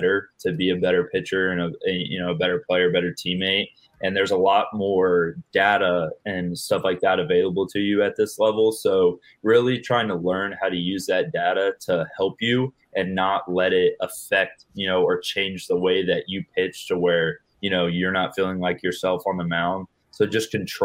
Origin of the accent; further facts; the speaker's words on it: Plant City, Florida, United States; I'm born and raised in Plant City, Florida